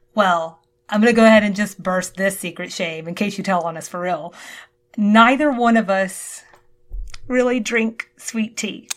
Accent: the South, United States; now in Georgia, United States; we're both from the South

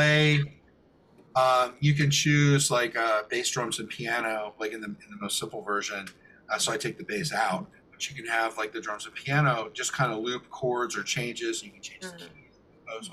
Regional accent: Millersville, Pennsylvania, United States; also born or lived in Lancaster, Pennsylvania; I grew up in Millersville

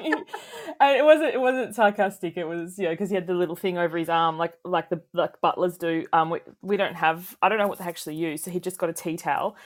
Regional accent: Tasmania, Australia; moved away; I'm originally from Tasmania

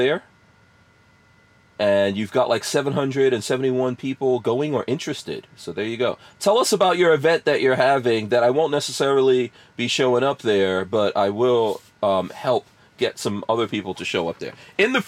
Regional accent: Guyana; Yeah, I was born in Guyana, yeah, in South America.

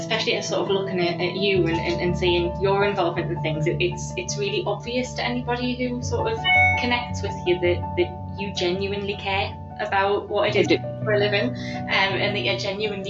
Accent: United Kingdom; Well, I suppose that's good to know as a Brit that they're not particularly bad at it.

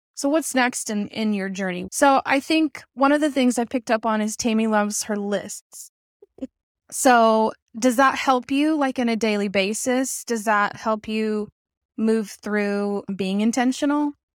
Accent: Arkansas, United States; I'm even from Arkansas

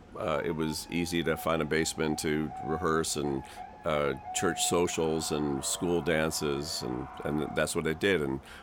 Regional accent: Westport, Connecticut, United States; One of my bandmates that I grew up with in Westport, Connecticut, Charlie Karp

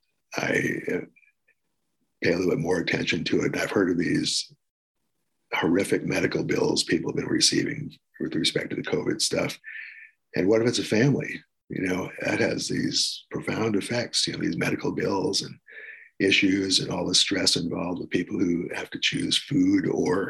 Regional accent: New York City, New York, United States; moved away; also born or lived in Washington, D.C.; when I was growing up, I was in a upper middle class family, lived in New York City for most of the time.

